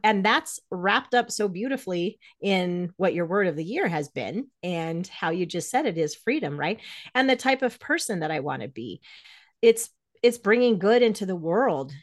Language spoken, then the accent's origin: English; Greeley, Colorado, United States; also born or lived in New York; I was raised in Greeley, Colorado, as a Jehovah's Witness